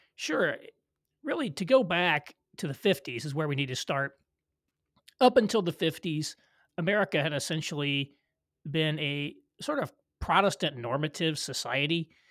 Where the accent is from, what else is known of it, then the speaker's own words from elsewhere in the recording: Southern Indiana, United States; moved away as an adult; also born or lived in Louisville, Kentucky / Chicago / New York City; I was born in Louisville, Kentucky, but I was raised in Southern Indiana in a rural community